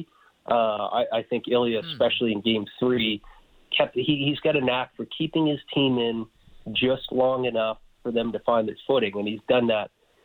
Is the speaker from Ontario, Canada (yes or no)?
no; Calgary, Alberta, Canada; I grew up in Calgary